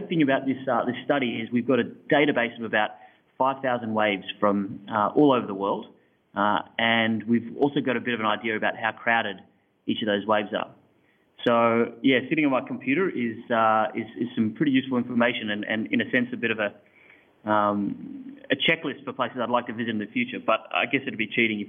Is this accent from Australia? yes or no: yes; Hawks Nest, New South Wales, Australia; Beautiful little part of the world called Hawk's Nest, a few hours north of Sydney.